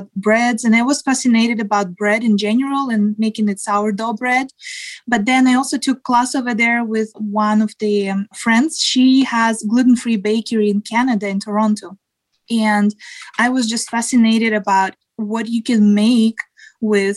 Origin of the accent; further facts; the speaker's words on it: Siberia, Russia; moved away as an adult; now in United States; I grew up in Siberia.